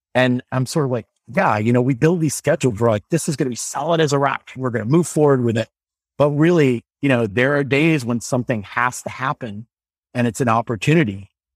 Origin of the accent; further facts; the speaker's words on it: Normal, Illinois, United States; moved away; I went to a lab school called Thomas Metcalf's School in Illinois. I'm from the town of Normal